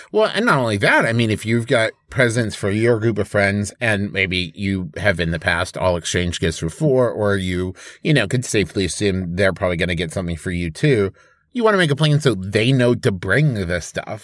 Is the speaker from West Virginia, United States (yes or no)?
yes; Huntington, West Virginia, United States; moved away; my hometown of Huntington, West Virginia